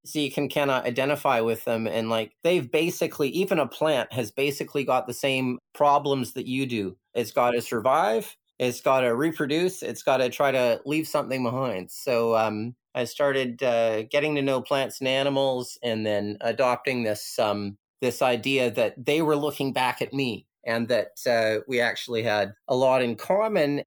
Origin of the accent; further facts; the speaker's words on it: Canada; moved away as an adult; now in Hong Kong; growing up in Canada, I never got. Like I grew up in a in a suburb